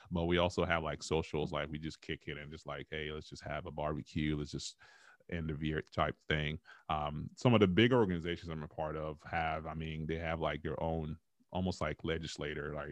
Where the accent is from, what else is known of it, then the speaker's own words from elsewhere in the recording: Dallas, Texas, United States; I'm like, look, I grew up in Dallas, Texas, ma'am